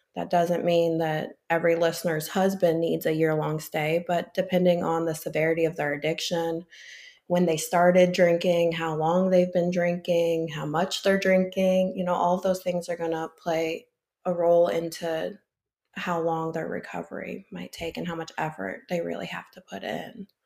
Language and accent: English; St. Louis, Missouri, United States; also born or lived in Illinois / Florida; I'm originally from the Saint Louis area, and I'm currently in Florida for the winter.